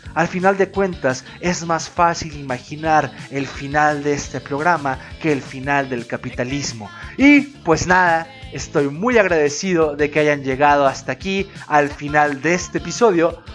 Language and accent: Spanish; Mexico; Como mexicano